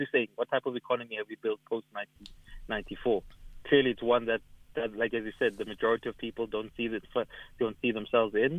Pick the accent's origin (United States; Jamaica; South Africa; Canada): South Africa; Evaton, Gauteng; I come from Everton, we've got businesses there